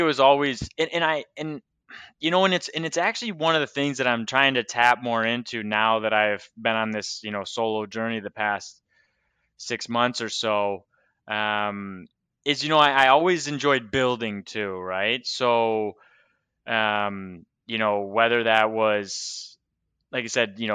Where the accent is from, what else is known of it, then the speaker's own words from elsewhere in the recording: Michigan, United States; moved away as an adult; also born or lived in Nashville, Tennessee; now in Portugal; growing up in Michigan, you know, was, like I said, Michigan is home for me